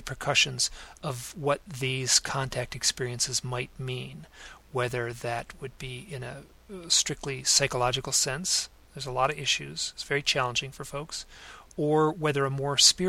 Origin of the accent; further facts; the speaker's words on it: Southfield, Michigan, United States; moved away as an adult; also born or lived in New York City; my hometown of Southfield